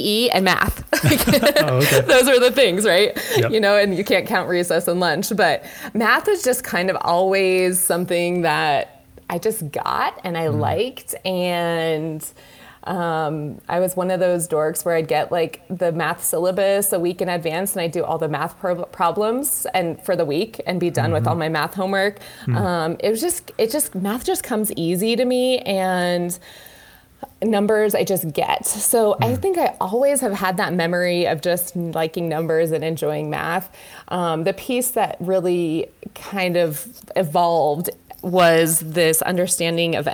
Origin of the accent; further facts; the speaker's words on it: Colorado Springs, Colorado, United States; I grew up in Colorado Springs